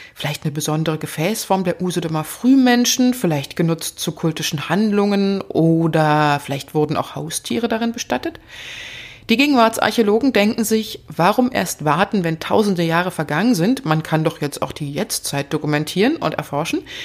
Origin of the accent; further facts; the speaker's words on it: Germany; bei uns in Deutschland